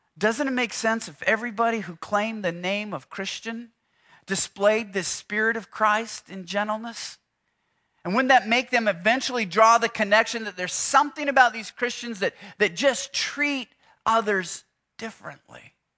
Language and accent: English; Houston, Texas, United States; I'm from Houston